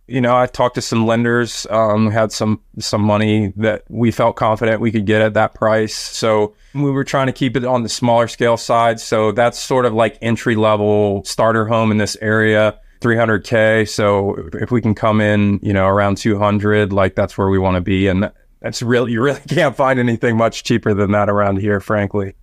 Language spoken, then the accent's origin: English; Washington, District of Columbia, United States; it's my hometown, so it's my backyard.